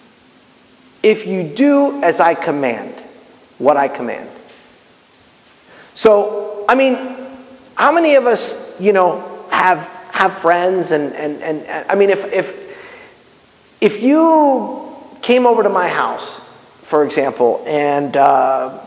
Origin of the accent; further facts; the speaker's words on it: Miami, Florida, United States; I'm Cuban, okay? I mean, you guys know that, right? And I grew up in Miami